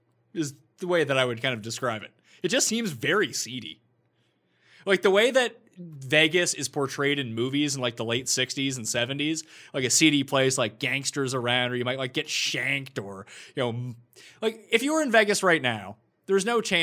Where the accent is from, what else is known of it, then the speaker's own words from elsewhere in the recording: Canada; As a Canadian, I don't care.